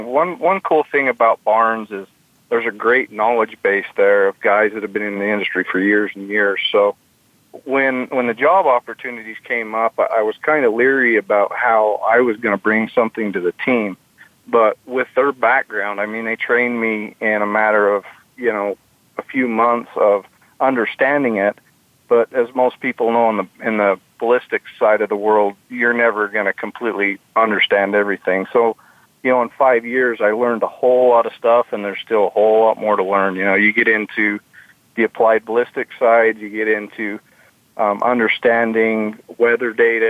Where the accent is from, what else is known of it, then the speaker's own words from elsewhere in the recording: Fillmore, Utah, United States; I grew up in Utah, Fillmore, okay. Utah.